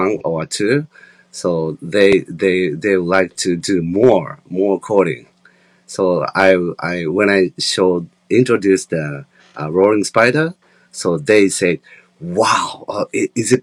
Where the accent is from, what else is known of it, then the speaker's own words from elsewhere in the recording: Japan; So in Japan and in my hometown